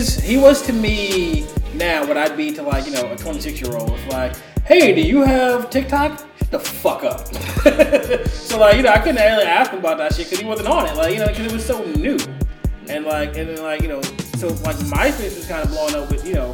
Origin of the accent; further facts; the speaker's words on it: New Jersey, United States; moved away as an adult; also born or lived in Scotch Plains, New Jersey; now in Florida, United States; I grew up in Jersey